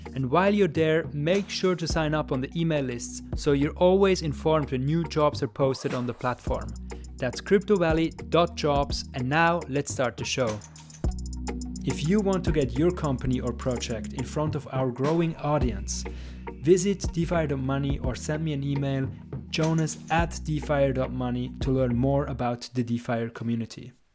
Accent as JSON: {"language": "English", "country": "Switzerland", "said": "we at the Swiss, we always have a little bit of trouble to kind of brag about our achievements"}